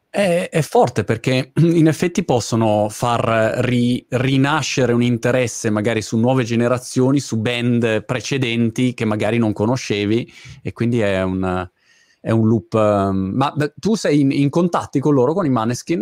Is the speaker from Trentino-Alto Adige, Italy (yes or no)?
no; Milan, Lombardy, Italy; Io originariamente sono di Milano, come ah, come origine, diciamo, eh, geografica